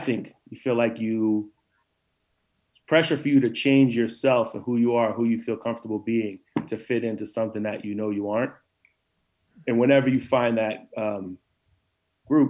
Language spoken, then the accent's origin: English; New Jersey, United States; moved away as an adult; also born or lived in Central Virginia; I came from New Jersey and went to college in Central Virginia